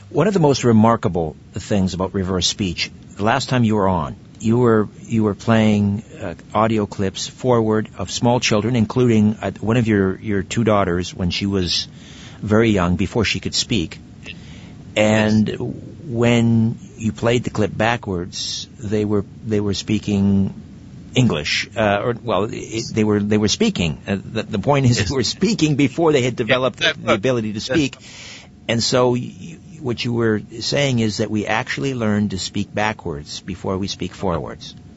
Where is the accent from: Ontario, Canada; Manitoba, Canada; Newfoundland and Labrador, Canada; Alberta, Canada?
Ontario, Canada; Brantford; my hometown in Brantford